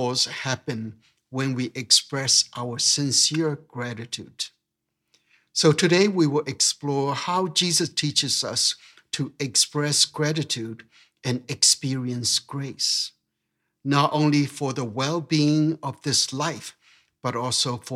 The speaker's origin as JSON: {"language": "English", "country": "Myanmar", "tie": "born or raised there", "moved": "yes", "said": "growing up in Burma"}